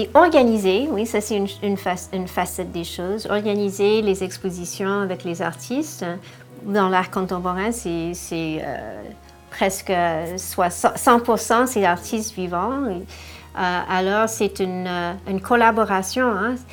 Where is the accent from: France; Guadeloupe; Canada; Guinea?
Canada; Ontario; je suis née en Ontario et j'ai une sœur